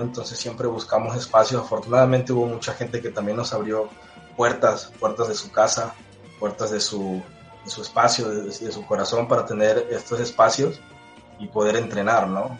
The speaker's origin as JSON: {"language": "Spanish", "town": "Cosoleacaque", "region": "Veracruz", "country": "Mexico", "said": "Yo soy de Cosoleacaque, Veracruz, aquí al sur del estado"}